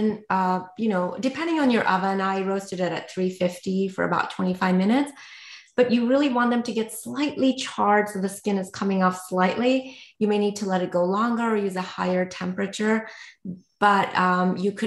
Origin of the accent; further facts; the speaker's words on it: India; I grew up in India